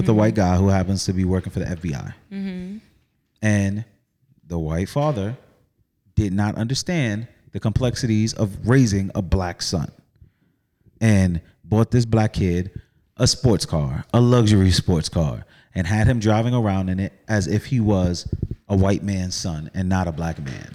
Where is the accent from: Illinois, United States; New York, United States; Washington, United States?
New York, United States; New York City; I was from the Bronx